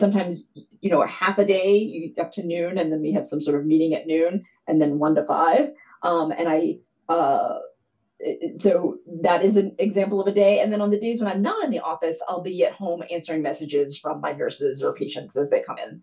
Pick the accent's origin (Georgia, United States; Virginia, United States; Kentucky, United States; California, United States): Kentucky, United States; Louisville; I grew up in Louisville, Kentucky.